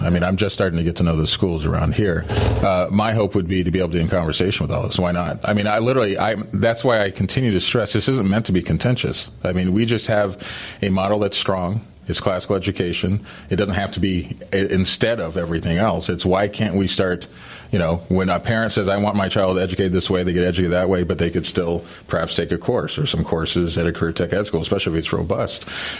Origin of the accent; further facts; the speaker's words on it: New Mexico, United States; moved away as an adult; also born or lived in Colorado / Philadelphia / California / Ohio; So when I was born in Colorado, zero. I grew up in New Mexico, 10. Went to college in Philly, 20. Went to California, 30. Moved to Ohio, 40.